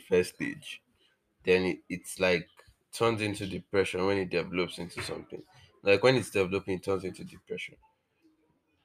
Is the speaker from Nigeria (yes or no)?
yes; Nigeria; I'm not Nigerian.